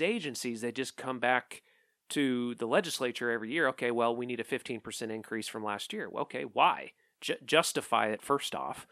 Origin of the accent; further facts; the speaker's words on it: Oklahoma, United States; I'm from Oklahoma